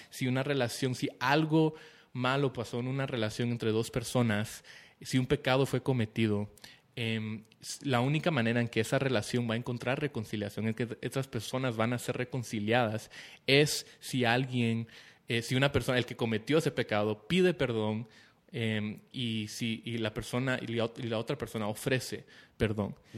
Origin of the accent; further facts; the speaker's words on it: Guatemala; somos guatemaltecos